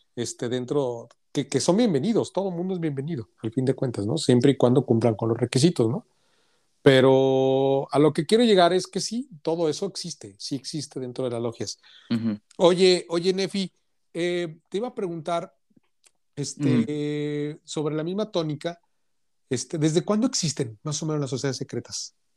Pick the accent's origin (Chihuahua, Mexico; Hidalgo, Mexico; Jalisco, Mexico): Jalisco, Mexico; Guadalajara; moved away as an adult; also born or lived in Monterrey; yo soy de Guadalajara, pero, pero viví 10 años en Monterrey